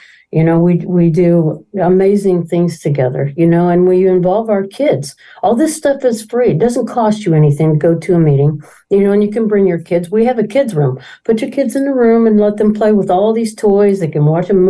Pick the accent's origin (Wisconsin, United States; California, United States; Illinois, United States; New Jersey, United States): Illinois, United States; Danville; I was born and raised right here in Danville, and I'm not leaving